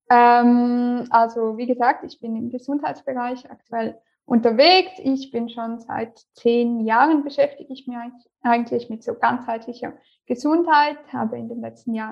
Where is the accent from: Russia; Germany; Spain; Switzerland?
Switzerland; St. Gallen; now in Lausanne, Switzerland; Meine Firma ist noch angemeldet in St.